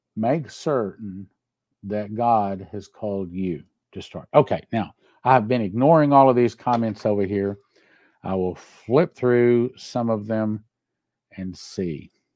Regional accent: Texas, United States; I'm from Texas

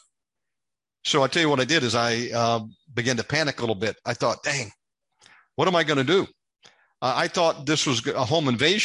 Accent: United States; moved away as an adult; now in Indonesia; an American living over here

